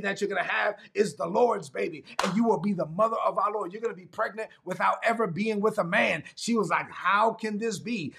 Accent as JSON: {"language": "English", "town": "New York City", "region": "New York", "country": "United States", "tie": "born or raised there", "said": "growing up in Brooklyn when I was a teenager in East New York, Brooklyn"}